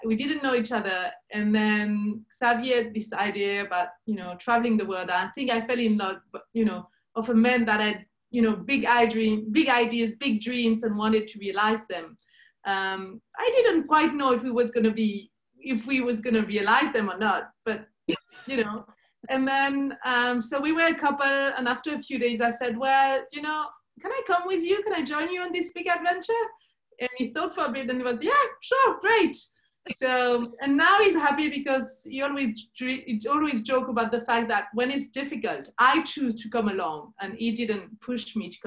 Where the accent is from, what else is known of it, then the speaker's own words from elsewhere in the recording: Switzerland; moved away as an adult; we're from Switzerland